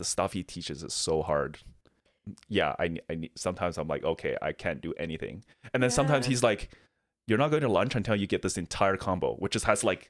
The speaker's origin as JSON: {"language": "English", "country": "Canada", "said": "But because he knows I'm Canadian, he's just complimenting me the entire"}